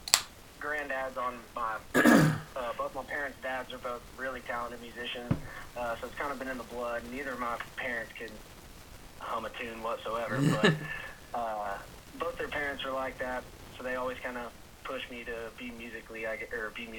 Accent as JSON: {"language": "English", "town": "Lubbock", "region": "Texas", "country": "United States", "tie": "born or raised there", "said": "growing up in Lubbock is known for being one of the biggest music"}